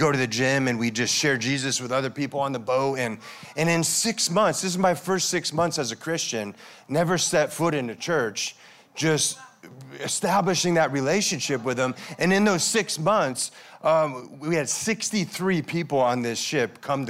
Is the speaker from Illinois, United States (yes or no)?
no; Connecticut, United States; moved away as an adult; my hometown in Connecticut